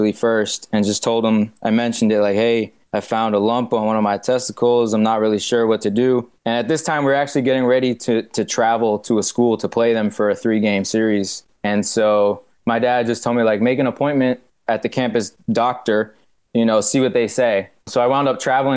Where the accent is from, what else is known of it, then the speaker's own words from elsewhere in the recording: New York City, New York, United States; moved away as an adult; also born or lived in Maine; I'm originally from Brooklyn, New York, so I'm from the city